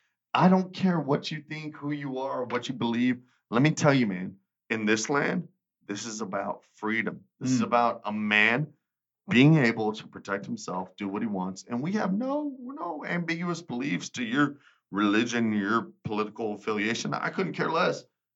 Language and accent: English; Texas, United States